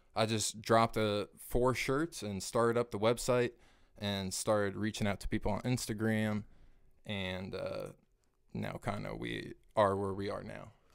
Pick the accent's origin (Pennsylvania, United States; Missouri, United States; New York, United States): Missouri, United States; Kearney; moved away as an adult; now in North Kansas City, United States; Born and raised in Kearney, Missouri